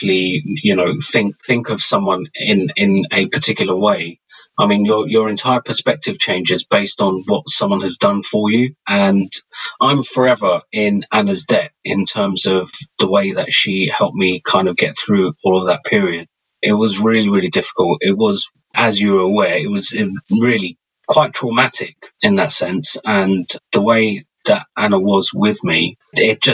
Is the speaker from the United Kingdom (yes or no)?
yes; United Kingdom; I've been in UK all of my life. And we're actually calling you, speaking to you from Southeast London today